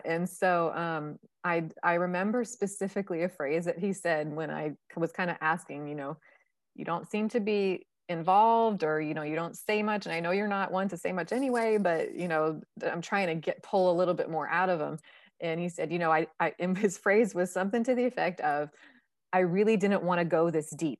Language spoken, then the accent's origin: English; Northeast, United States; I come from the Northeast